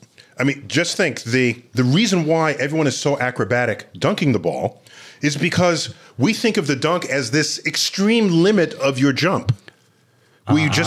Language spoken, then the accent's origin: English; New York City, New York, United States; I grew up in the Bronx.